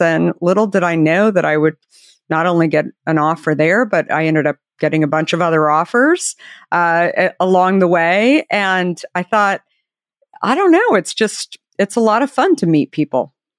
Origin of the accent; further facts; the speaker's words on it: Arizona, United States; I grew up in Arizona